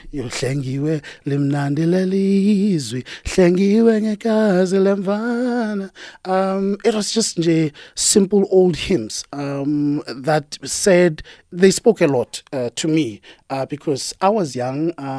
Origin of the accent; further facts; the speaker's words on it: Daveyton, Gauteng, South Africa; I'm from the East, yes.